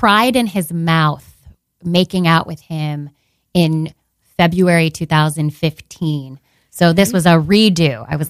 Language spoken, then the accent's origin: English; West Seneca, New York, United States; also born or lived in Krakow, Poland; I'm from West Seneca, New York. It's a suburb of Buffalo.